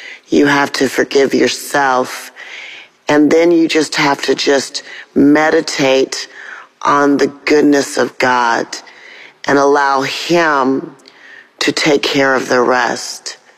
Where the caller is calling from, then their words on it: Atlanta, Georgia, United States; I'm calling from Atlanta, Georgia.